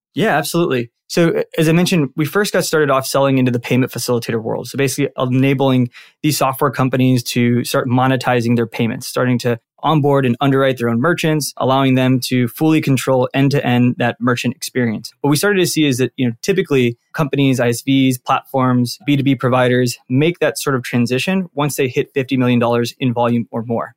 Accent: Santa Ana, California, United States; born and raised out in Santa Ana, which is a town out in Orange County.

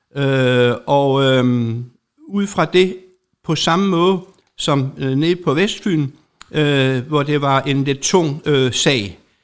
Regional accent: Særslev, Southern Denmark, Denmark; jeg er bagersøn fra Serslev Bageri op på Nordfyn hvor at øh, mine forældre havde det

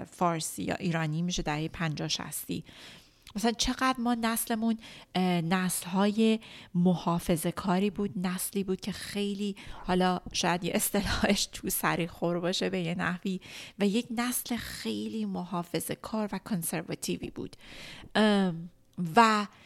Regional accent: Iran; توی ایران بزرگ شدم چون من خیلی شدید یاد گرفتم که اگه بخوام موفق باشم اگه بخوام مستقل باشم به با عنوان یک زن ایرانی باید سرمو بندازم پایین

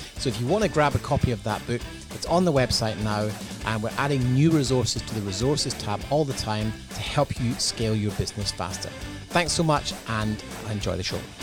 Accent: Scotland, United Kingdom; moved away as an adult; also born or lived in London; now in Australia; growing up in Scotland, and being from the U K, and now living in Australia

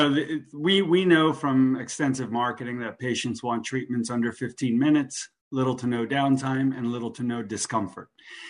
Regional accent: New Jersey, United States; now in Boca Raton, United States; I went to FAU here in Boca Raton. I came down from Jersey.

